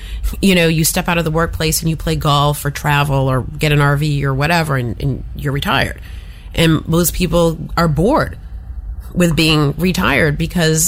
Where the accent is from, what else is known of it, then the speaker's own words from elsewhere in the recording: Massachusetts, United States; moved away; I'm from Massachusetts originally, and I'm from a very old New England town